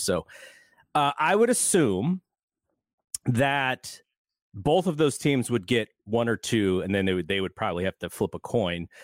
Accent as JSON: {"language": "English", "area": "Bay Area", "region": "California", "country": "United States", "tie": "born or raised there", "said": "when I was growing up in the Bay Area in the mid to late eighties"}